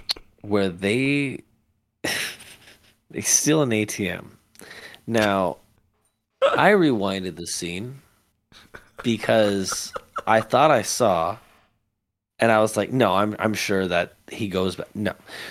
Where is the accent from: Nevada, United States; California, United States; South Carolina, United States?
Nevada, United States; Las Vegas; it's happened at the Bank of America by where we grew up here in Vegas.